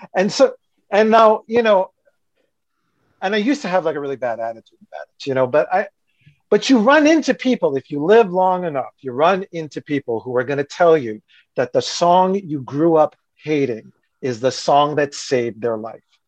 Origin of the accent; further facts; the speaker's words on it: New Jersey, United States; I'm from New Jersey